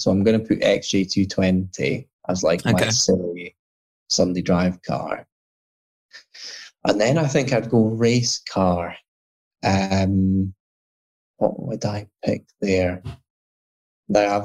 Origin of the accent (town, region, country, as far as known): Scotland, United Kingdom; moved away as an adult; now in London, United Kingdom